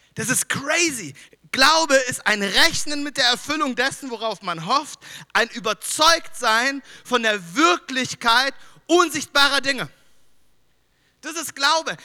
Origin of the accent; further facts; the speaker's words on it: Düsseldorf, North Rhine-Westphalia, Germany; moved away; ich komme aus Düsseldorf